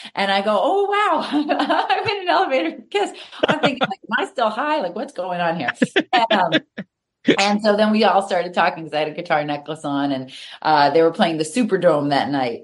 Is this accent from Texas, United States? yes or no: no; Reading, Massachusetts, United States; also born or lived in Natick, Massachusetts; I moved from Natick up to the Reading area and I went to a Catholic yep. school